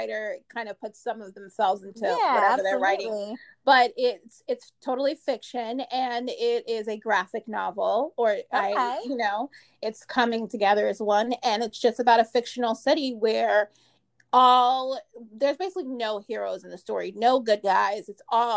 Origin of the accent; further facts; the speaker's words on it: Maplewood, New Jersey, United States; also born or lived in Newark, New Jersey; I was raised in Maplewood